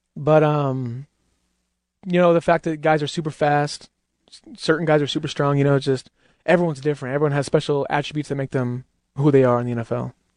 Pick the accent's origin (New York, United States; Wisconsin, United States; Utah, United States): Utah, United States; I'm from Utah